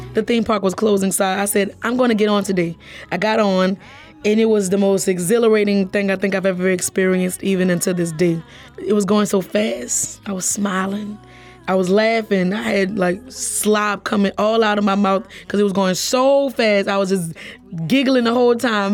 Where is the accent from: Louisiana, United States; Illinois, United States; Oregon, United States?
Louisiana, United States; New Orleans; I grew up in New Orleans, right around the corner from a theme park